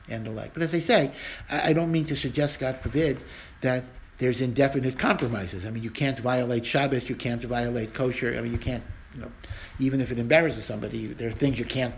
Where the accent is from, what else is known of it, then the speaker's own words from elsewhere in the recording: Maryland, United States; moved away; I'm from Maryland.